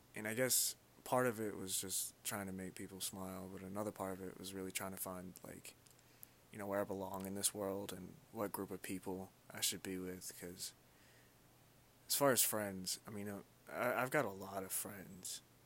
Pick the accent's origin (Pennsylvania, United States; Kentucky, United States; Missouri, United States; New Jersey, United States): Kentucky, United States; also born or lived in Louisville, Kentucky; I was born and raised in Kentucky. I was actually born in Louisville, Kentucky.